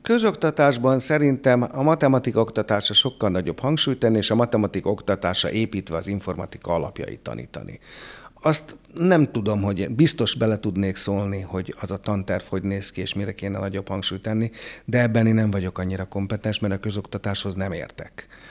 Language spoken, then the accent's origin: Hungarian; Hungary; az itthoni matek oktatás azért jobb volt, mint a francia